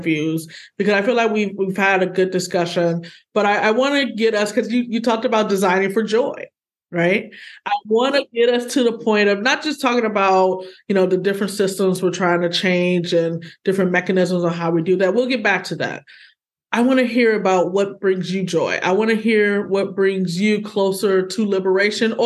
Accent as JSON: {"language": "English", "region": "Midwest", "country": "United States", "said": "I'm a Midwesterner just like you. I'm still here"}